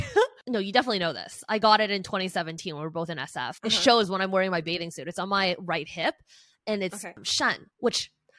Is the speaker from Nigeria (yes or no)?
no; Canada; first language Chinese; English is a second language; also born or lived in China; I was born in China. My parents immigrated to Canada and I moved when I was 4 years old. But within the household, we always spoke Chinese.